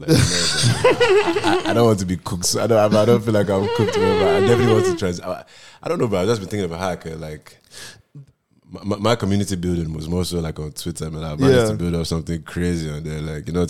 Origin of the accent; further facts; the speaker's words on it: Costa Rica; I'm from Costa Rica, man. I don't do like that.